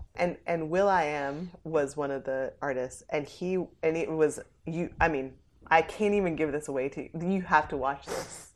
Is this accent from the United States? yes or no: yes; New Jersey, United States; I was born in Jersey